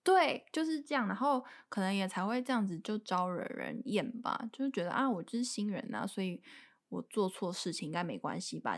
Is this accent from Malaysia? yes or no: no; Taiwan; moved away as an adult; also born or lived in Beijing; 因为可能我面试的地点是在北京，然后他一听我不是当地人嘛，他就有问说，“诶，那你怎么会一个台湾人来北京工作？”